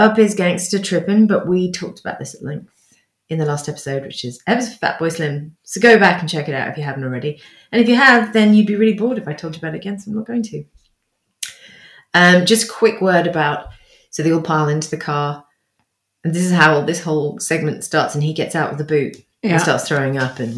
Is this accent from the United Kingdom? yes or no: yes; United Kingdom; as a British person